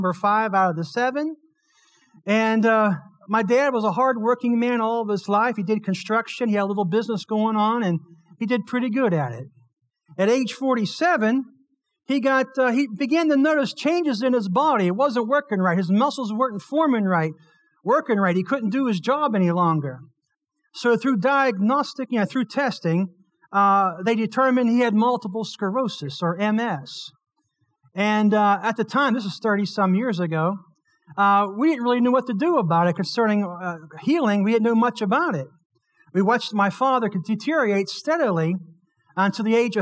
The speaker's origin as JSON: {"language": "English", "town": "Blairsville", "region": "Pennsylvania", "country": "United States", "tie": "born or raised there", "said": "Born and raised in Blairsville, Pennsylvania"}